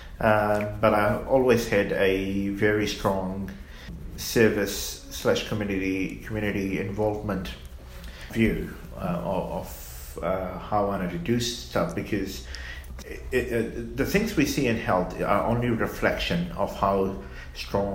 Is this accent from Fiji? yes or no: yes; Fiji; moved away as an adult; also born or lived in New Zealand; now in Australia; I grew up in Fiji